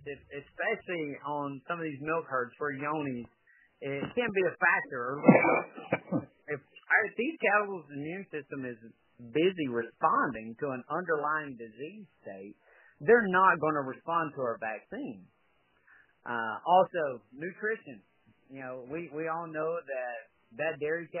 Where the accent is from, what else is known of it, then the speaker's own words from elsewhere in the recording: Georgia, United States; Being born and raised in Georgia